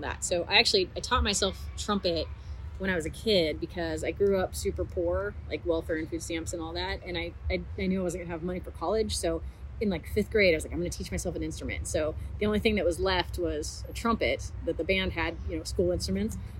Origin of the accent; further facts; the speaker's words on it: Oregon, United States; also born or lived in Texas; now in Austin, United States; I was originally from Texas and moved away and grew up in Oregon and then moved back to Texas maybe 10 or 11 years ago and I'm living in Austin.